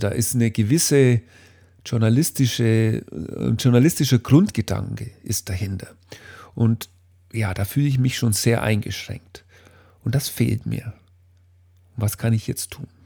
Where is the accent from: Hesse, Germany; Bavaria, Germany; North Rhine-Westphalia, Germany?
Bavaria, Germany; Ich komme ja aus Bayern und äh, bei uns hier in diesem kleinen fränkischen Dorf oder eigentlich in allen Dörfern in der Gegend ist der 1. Mai durchaus ein wichtiges Fest.